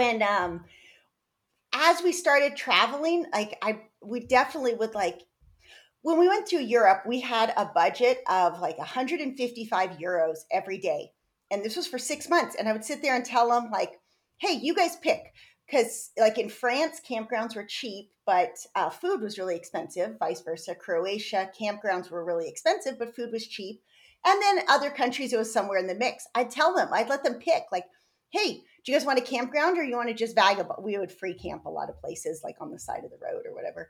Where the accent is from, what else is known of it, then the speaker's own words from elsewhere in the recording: San Diego, California, United States; I grew up in San Diego and nature